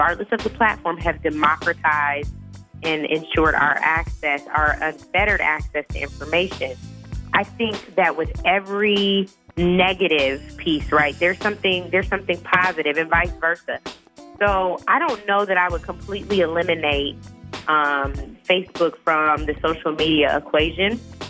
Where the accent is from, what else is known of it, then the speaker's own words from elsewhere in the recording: Seattle, Washington, United States; where I grew up in Seattle, Washington